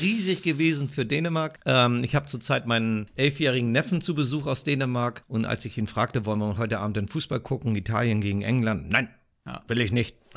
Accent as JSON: {"language": "German", "country": "Germany", "said": "mich als Deutscher"}